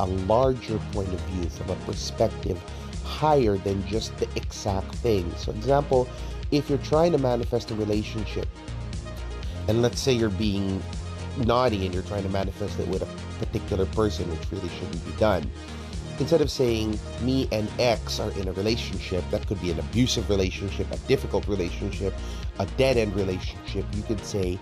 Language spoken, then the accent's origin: English; United States; now in Philippines; my home country is a nice place, but America is no place to struggle